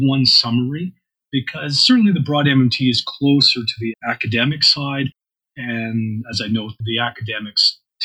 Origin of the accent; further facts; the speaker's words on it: Canadian Prairies, Canada; I'm a Canadian prairie populist